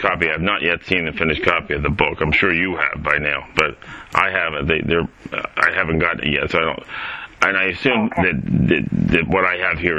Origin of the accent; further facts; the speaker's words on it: Havertown, Pennsylvania, United States; born or raised there